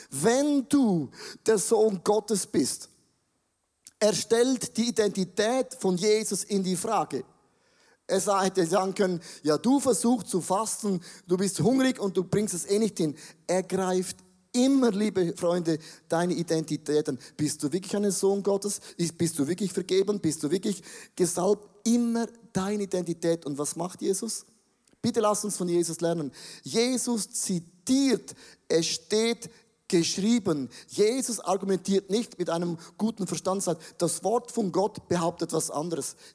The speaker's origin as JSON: {"language": "German", "country": "Switzerland", "said": "Ja, ich bin auch ein Schweizer."}